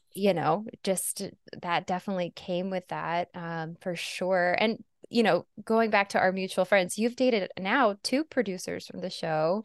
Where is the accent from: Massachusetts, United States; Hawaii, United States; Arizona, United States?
Arizona, United States; moved away; Arizona, but I grew up in a pretty nice area